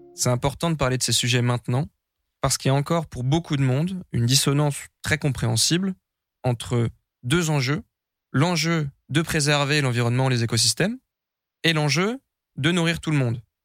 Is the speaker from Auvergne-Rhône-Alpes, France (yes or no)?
no; Brie, Île-de-France, France; J'ai grandi dans la Brie, une grande plaine à l'est de Paris